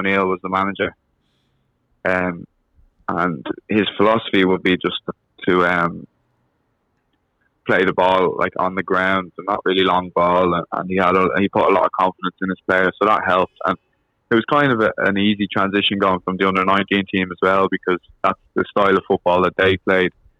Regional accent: Arklow, Leinster, Ireland; also born or lived in Barndarrig; So I lived in Arklow until I was about 10 or 11. So I was playing in Arklow from about 6 years old with Arklow Town SC.

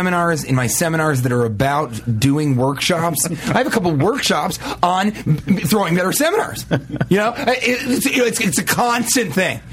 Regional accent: Denver, Colorado, United States; moved away; I'm from Denver.

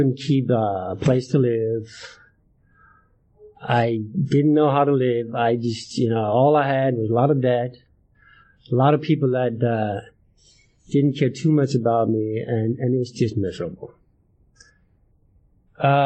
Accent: Ísafjörður, Westfjords, Iceland; moved away as an adult; now in Alaska, United States; I'm from Iceland

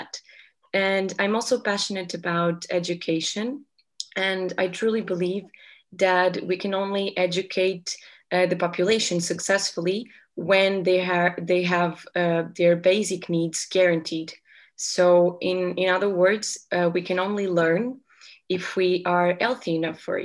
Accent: Portugal; I'm 23 years old and I'm from Portugal.

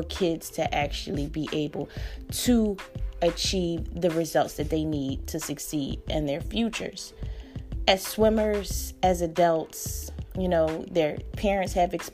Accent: Philadelphia, Pennsylvania, United States; I grew up in North Philly, in my neighborhood

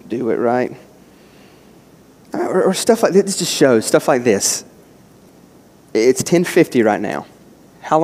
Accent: West Virginia, United States; moved away; me growing up in West Virginia

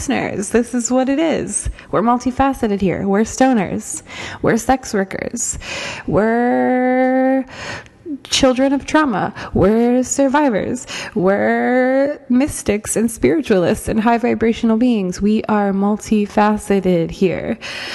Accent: Norfolk, Virginia, United States; moved away as an adult; now in New York, United States; I started out in my hometown in Norfolk, Virginia

